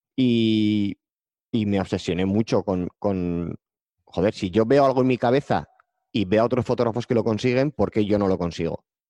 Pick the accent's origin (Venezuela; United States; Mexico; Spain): Spain; Pamplona, Navarre; yo soy de Pamplona